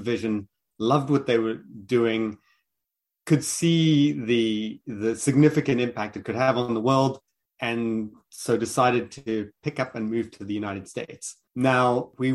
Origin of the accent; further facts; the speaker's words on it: Pretoria, Gauteng, South Africa; accent: South African; also born or lived in Johannesburg / Cape Town; From my accent, I am South African. I was born in Johannesburg, grew up in Pretoria, and then ultimately moved to Cape Town.